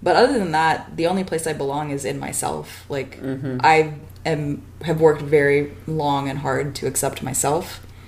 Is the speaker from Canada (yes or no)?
no; Taiwan; also born or lived in United States; Like, as an Indian person born in America, you're automatically othered because you're brown. And then going back to India, you're othered because you're not Indian enough. And then, you know, growing up in Taiwan, like, what the fuck are you?